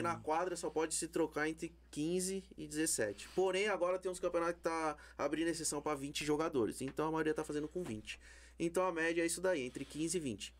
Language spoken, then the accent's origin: Portuguese; Brazil; A gente é brasileiro